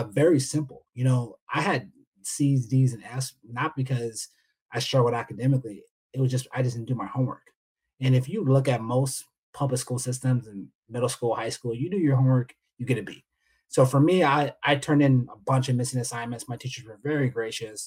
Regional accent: San Diego, California, United States; I'm from San Diego

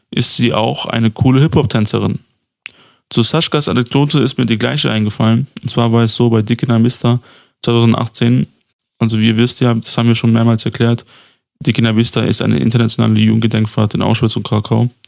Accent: Pristina, Pristina District, Kosovo; fest, dass wir beide ähm, der gleichen Sub-Roma-Gruppe angehören, also die nennt sich Adli. Und ähm, wir sind beide aus Pristina.

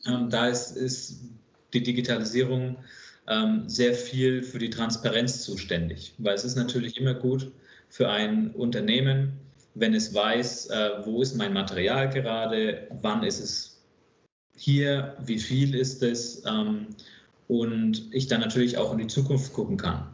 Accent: Bamberg, Bavaria, Germany; moved away as an adult; also born or lived in Hamburg / Stuttgart area; ich bin äh, gebürtiger Hamburger, in Oberfranken aufgewachsen, aufgrund des Jobs von meinem Vater. Ich war so fünf, sechs, als wir nach Oberfranken gezogen sind und bin dann dort in einer kleinen Stadt namens Bamberg aufgewachsen

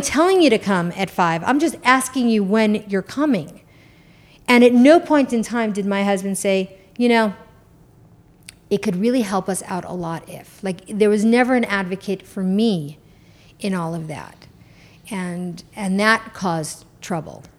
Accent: New York, United States; I'm from New York. Like, my New York comes out

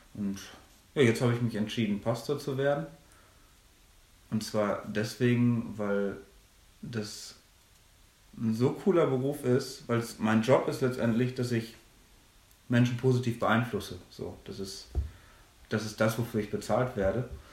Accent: Minden-Lübbecke district, North Rhine-Westphalia, Germany; moved away as an adult; also born or lived in Münster; now in Ruhr area, Germany; ich komme aus der gleichen Gegend, aus der auch Maxi kommt, nämlich aus dem schönen Mühlenkreis im Kreis Minden-Lübbecke. Wir kommen aus dem gleichen Dorf

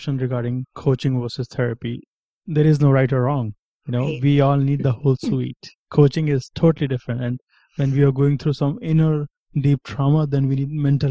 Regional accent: India; moved away; When I was growing up in India

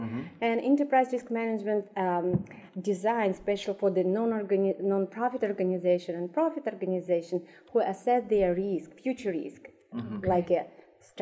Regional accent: Russia; moved away as an adult; now in United States; I'm an immigrant from Russia. I came to United States in 2014

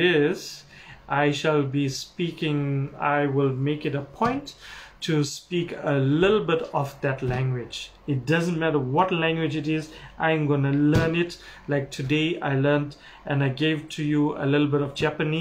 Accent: Durban, KwaZulu-Natal, South Africa; my hometown, Durban, South Africa

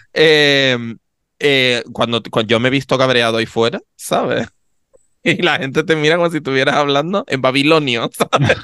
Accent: Canary Islands, Spain; accent: Canarian; los canarios cuando vamos fuera nos volvemos imbéciles. O, porque a mí me pasa que de repente estoy fuera y como escucho gente que no tiene mi acento, me canarizo más todavía.

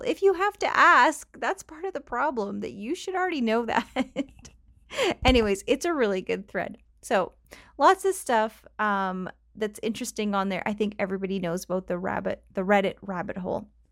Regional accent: Canada; accent: Canadian; I sound Canadian

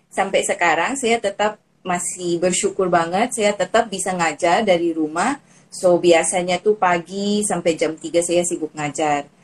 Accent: Philippines; Indonesian is a second language; now in Indonesia; saya dari Filipina bagi yang teman sudah tahu um, saya sekarang sudah jadi WNI dan berasa nyaman sih di Indonesia

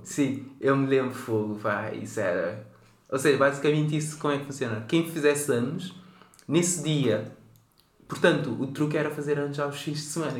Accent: Cape Verde; now in Portugal; Eu nasci em Cabo Verde

